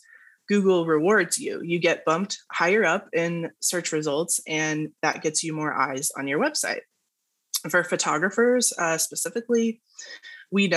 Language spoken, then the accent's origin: English; Dallas, Texas, United States; I'm in Dallas, Texas, born and raised